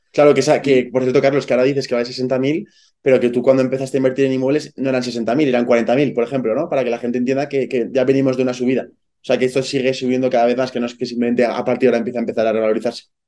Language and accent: Spanish; Zaragoza, Aragon, Spain; yo soy de Zaragoza